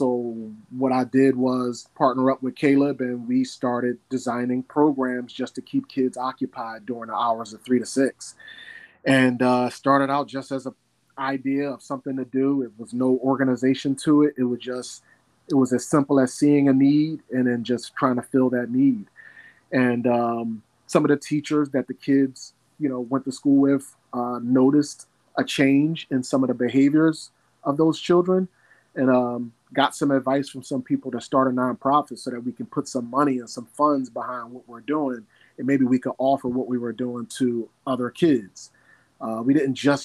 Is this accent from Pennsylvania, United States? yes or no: yes; Philadelphia, Pennsylvania, United States; born and raised in North Philly, from 29th and Master. Go Brewerytown. So I'm a native of Brewerytown, born and raised